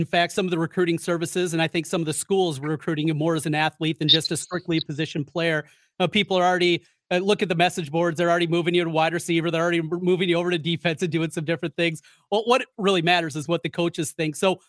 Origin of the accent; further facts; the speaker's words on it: Osage, Iowa, United States; We grew up in Osage together, same with your dad.